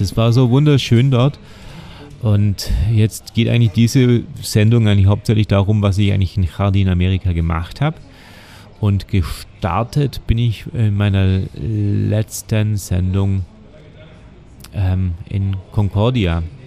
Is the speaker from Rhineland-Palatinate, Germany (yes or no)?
no; Oberelchingen, Bavaria, Germany; ich komme aus Oberelching, das sind genau 10 Kilometer bis in die Innenstadt von Ulm